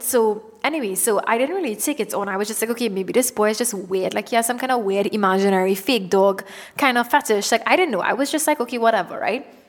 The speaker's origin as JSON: {"language": "English", "country": "Trinidad & Tobago", "moved": "yes", "said": "I am from Trinidad and Tobago"}